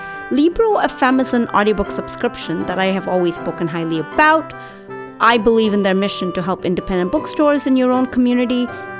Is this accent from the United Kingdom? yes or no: no; Dubai, United Arab Emirates; I grew up in Dubai for high school.